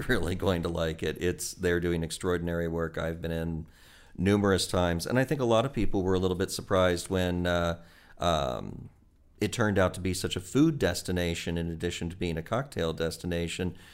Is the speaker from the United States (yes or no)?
yes; Midwest, United States; moved away as an adult; also born or lived in Auburn, Alabama / Missouri / Indiana; now in Finger Lakes, United States; I'm from the Midwest originally.